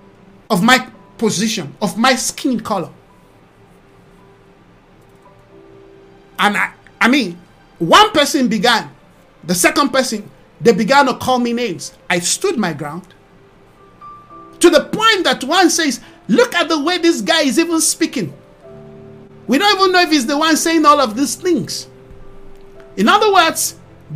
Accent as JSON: {"language": "English", "country": "Nigeria", "moved": "yes", "lives_now": "South Africa", "said": "I'm from Nigeria"}